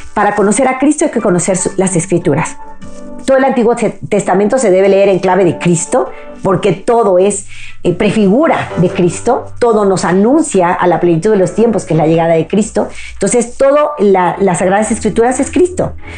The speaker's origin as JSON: {"language": "Spanish", "country": "Mexico", "said": "mi país México"}